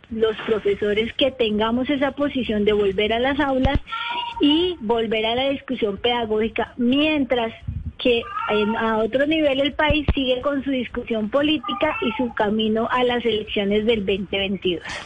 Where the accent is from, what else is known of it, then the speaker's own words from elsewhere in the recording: Bogotá, Colombia; yo soy de Bogotá